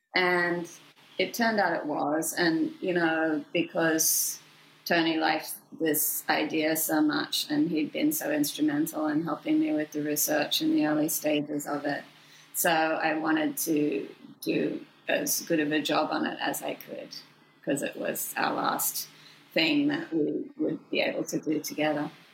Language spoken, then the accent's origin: English; Sydney, New South Wales, Australia; moved away as an adult; my hometown, Sydney, Australia